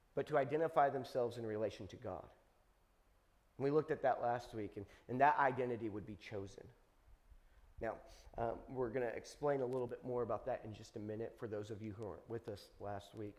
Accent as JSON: {"language": "English", "country": "United States", "tie": "born or raised there", "said": "I was born in America"}